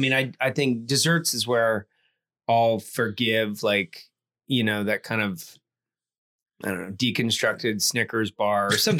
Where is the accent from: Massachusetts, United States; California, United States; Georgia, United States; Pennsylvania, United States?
Georgia, United States; Atlanta; now in Austin, United States; my friends and I grew up in Atlanta, Georgia, we would walk to the McDonald's.